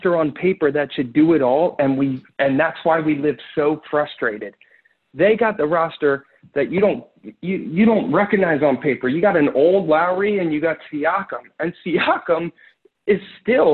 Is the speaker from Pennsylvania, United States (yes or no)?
yes; Philadelphia, Pennsylvania, United States; We're from Philly. We want people to know we're from Philly